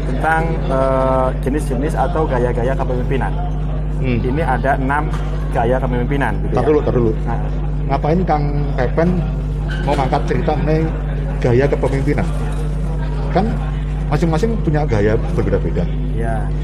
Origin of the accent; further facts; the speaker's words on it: Indramayu, West Java, Indonesia; saya orang Sunda tapi nggak bisa bahasa Sunda karena saya aslinya Indramayu